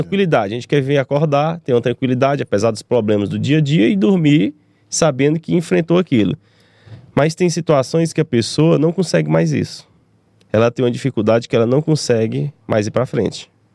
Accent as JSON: {"language": "Portuguese", "town": "Teresina", "region": "Piauí", "country": "Brazil", "tie": "born or raised there", "also_born_or_lived": "Belo Horizonte, Minas Gerais", "said": "Nasci aqui em Teresina"}